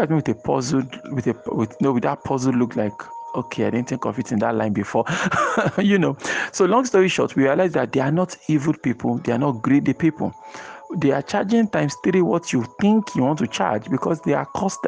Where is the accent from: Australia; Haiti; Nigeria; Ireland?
Nigeria; as a Nigerian, a business owner